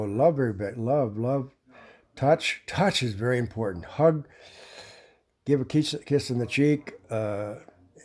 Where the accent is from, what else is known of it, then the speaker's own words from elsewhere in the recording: Chicago, Illinois, United States; I'm from Chicago, around Chicago.